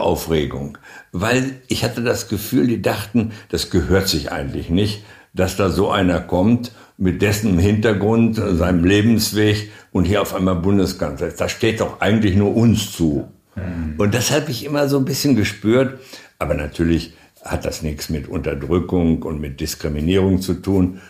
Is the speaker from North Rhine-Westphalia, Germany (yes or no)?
yes; North Rhine-Westphalia, Germany; moved away as an adult; now in Hannover, Germany; Ich bin ja in Nordrhein-Westfalen geboren ja. und auch weitgehend aufgewachsen